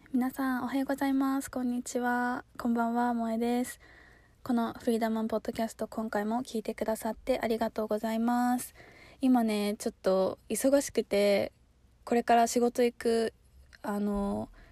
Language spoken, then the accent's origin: Japanese; Chiba, Japan; moved away; 私もなんか出身は千葉